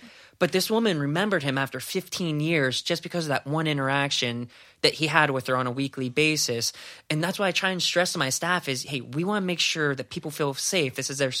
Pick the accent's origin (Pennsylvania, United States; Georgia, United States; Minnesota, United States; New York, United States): Pennsylvania, United States; Greensburg; I grew up in Greensburg